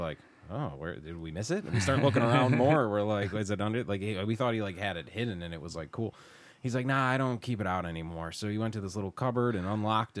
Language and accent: English; Western New York, United States; we're from Western New York